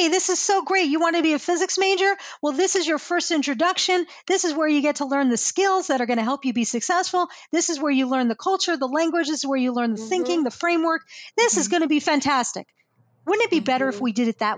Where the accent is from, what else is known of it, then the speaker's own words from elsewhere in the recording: United States; moved away as an adult; also born or lived in Arizona; I'm from New Jersey, New York